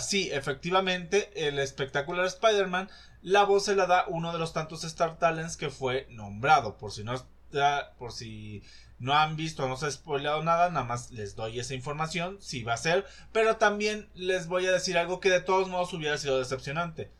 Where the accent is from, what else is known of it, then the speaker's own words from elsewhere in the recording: Mexico; nosotros como mexicanos